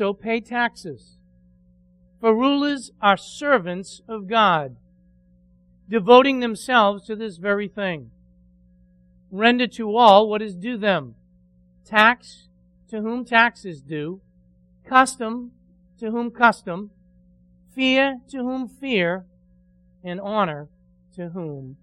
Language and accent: English; United States; we are enjoying our freedoms and privileges as an American citizen